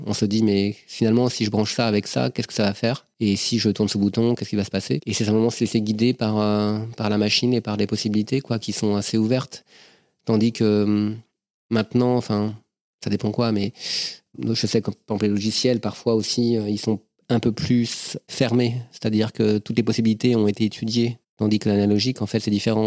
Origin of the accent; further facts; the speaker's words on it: Versailles, Île-de-France, France; je suis né à Versailles en 69